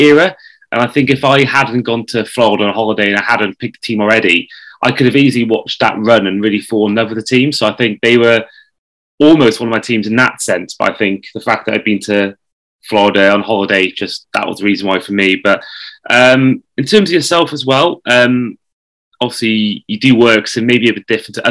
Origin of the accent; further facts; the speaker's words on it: Wales, United Kingdom; me being Welsh